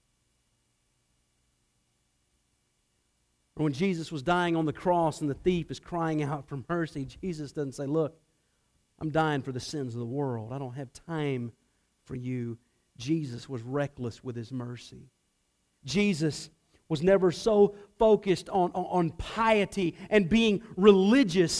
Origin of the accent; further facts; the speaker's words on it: Atlanta, Georgia, United States; I grew up in Atlanta